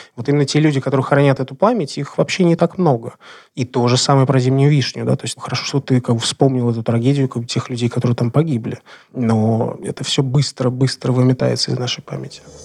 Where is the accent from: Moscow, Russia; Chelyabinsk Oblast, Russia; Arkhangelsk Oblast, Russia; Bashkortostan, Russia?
Moscow, Russia; я москвич